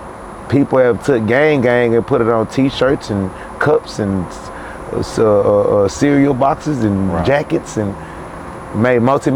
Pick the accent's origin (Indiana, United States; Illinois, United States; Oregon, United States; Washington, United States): Illinois, United States; Chicago; also born or lived in Houston, United States; I'm from Chicago too. I was born in Chicago. I was born in Houston, but I was like raised back and forth in Chicago.